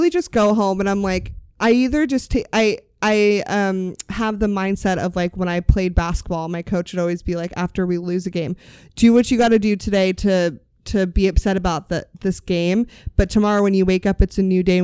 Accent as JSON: {"language": "English", "town": "Sacramento", "region": "California", "country": "United States", "said": "I went up there and was like, I'm from Sacramento."}